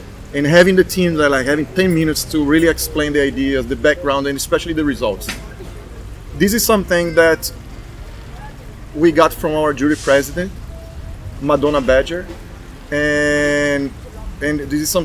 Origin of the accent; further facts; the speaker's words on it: Brazil; moved away as an adult; also born or lived in Dubai / Bahrain; now in United States; I'm from Brazil, but I left Brazil 11 years ago.